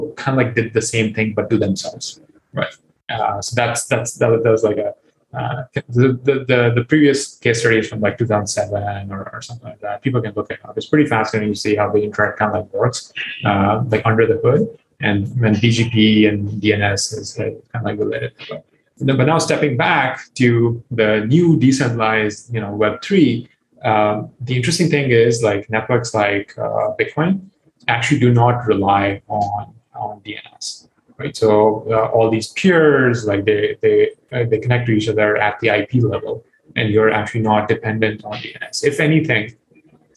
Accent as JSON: {"language": "English", "country": "Pakistan", "tie": "born or raised there", "moved": "yes", "said": "I grew up in Pakistan"}